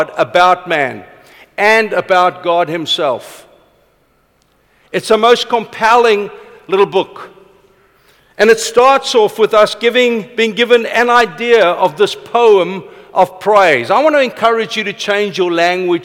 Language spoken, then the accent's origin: English; Vanderbijlpark, Gauteng, South Africa; I was born in Vanderbijl Park. My father was a boilermaker. My opa worked on Eskom for 30-something years